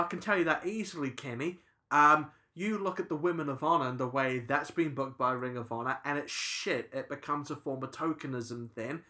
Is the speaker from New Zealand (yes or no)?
yes; New Zealand; I'm a New Zealander